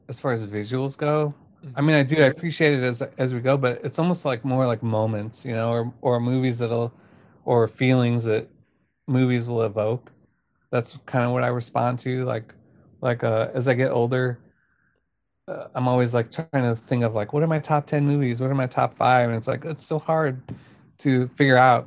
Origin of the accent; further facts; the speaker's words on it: United States; I grew up near Kansas City, like the small town near Kansas City